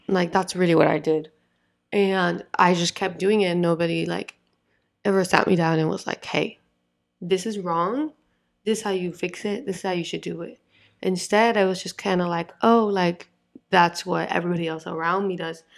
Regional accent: Florida, United States; I'm from Florida

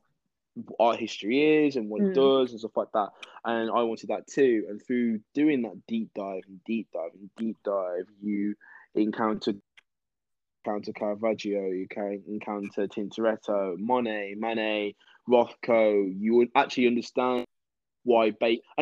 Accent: Wolverhampton, West Midlands, United Kingdom; moved away as an adult; now in London, United Kingdom; I'm originally from Wolverhampton, the Birmingham area.

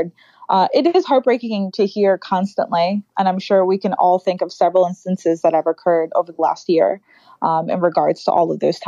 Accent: New York City, New York, United States; growing up in the Bronx, I don't necessarily dress or look or speak the way a lot of the girls I grew up did.

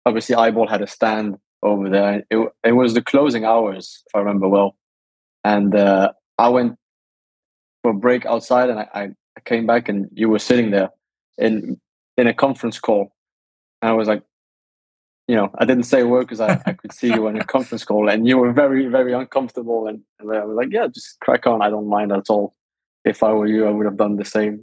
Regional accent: Monaco; first language Danish; English is a second language; also born or lived in south of France / Denmark (ancestry); I have Danish parents and I was born and raised in Monaco and surrounding areas. So south of France.

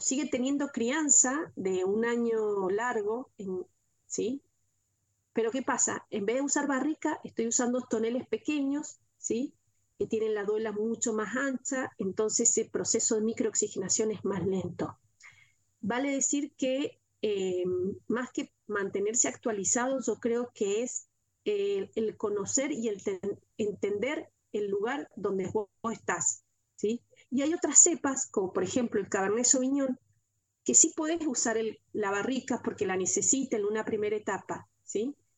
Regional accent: Mendoza, Argentina; en mi provincia, en Mendoza

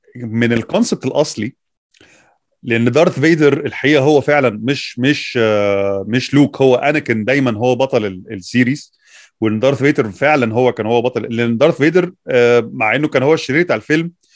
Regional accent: Egypt; احنا عندنا في مصر

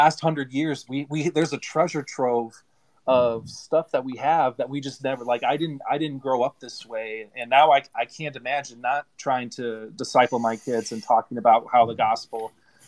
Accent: London, Kentucky, United States; I grew up in London, Kentucky. That's where I graduated high school.

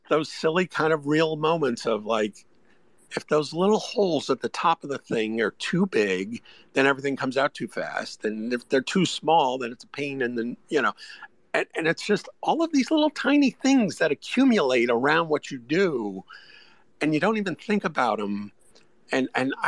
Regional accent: New Jersey, United States; now in Atlanta, United States; I live in Atlanta, and your bagel options in Atlanta are definitely not what they are where I grew up in New Jersey

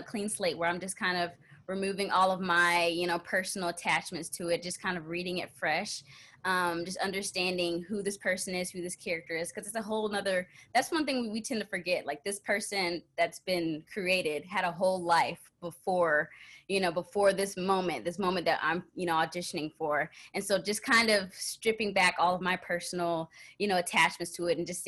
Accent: Texas, United States; moved away as an adult; also born or lived in Minnesota; now in Los Angeles, United States; I'm originally from Texas, so I've spent my whole life growing up in Texas

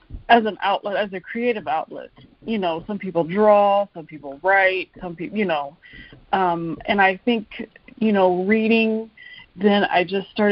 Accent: Fairmont, West Virginia, United States; moved away as an adult; also born or lived in Charleston, West Virginia / Minneapolis, Minnesota; I grew up in Fairmont, West Virginia

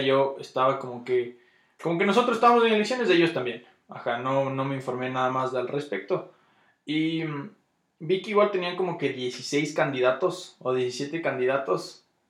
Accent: Ecuador; yo soy ecuatoriano por cómo hablo

